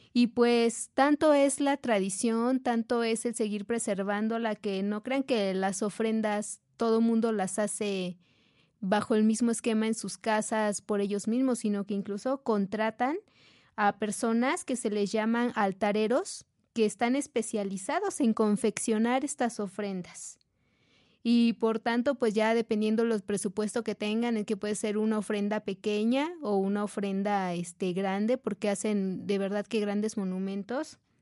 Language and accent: Spanish; Tecamachalco, Puebla, Mexico; en la zona de Tecamachalco, que es de donde, de donde vengo